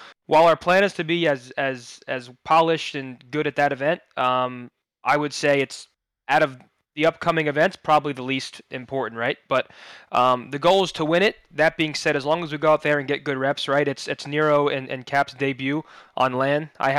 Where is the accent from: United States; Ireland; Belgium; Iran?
United States; New Jersey; Born and raised in New Jersey, New York sports